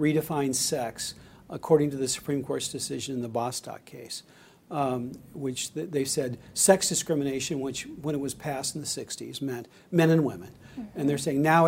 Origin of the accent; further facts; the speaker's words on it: Kennewick, Washington, United States; I graduated from Kennewick High School